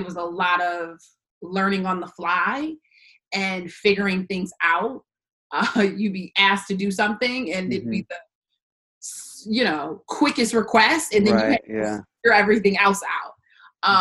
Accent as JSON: {"language": "English", "town": "West Bloomfield", "region": "Michigan", "country": "United States", "tie": "born or raised there", "said": "I am from West Bloomfield, Michigan, born and raised"}